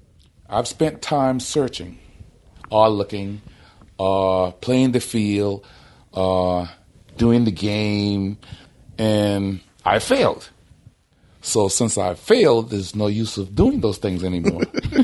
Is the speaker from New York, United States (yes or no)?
no; Charleston, South Carolina, United States; I'm from Charleston, South Carolina.